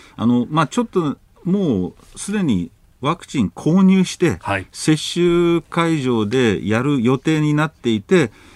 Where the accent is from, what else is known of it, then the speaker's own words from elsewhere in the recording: United States; now in Japan; アメリカ人として